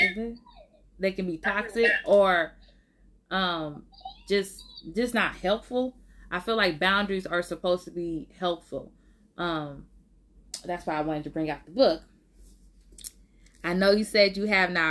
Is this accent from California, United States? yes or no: yes; Oakland, California, United States; I was born and raised in Oakland